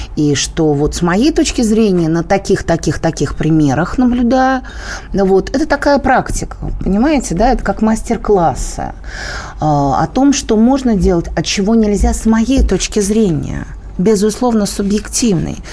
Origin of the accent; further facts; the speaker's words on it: Moscow, Russia; я москвичка, я обожаю людей с московским выговором